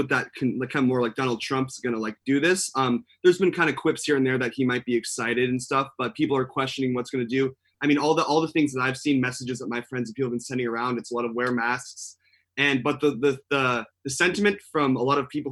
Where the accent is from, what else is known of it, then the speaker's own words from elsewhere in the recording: Newport Beach, California, United States; I'm from Newport Beach originally